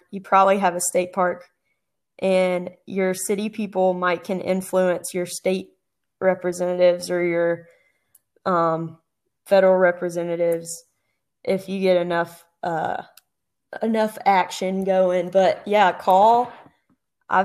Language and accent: English; Southeast, United States; I grew up in the Southeast and you can burn more or less any time.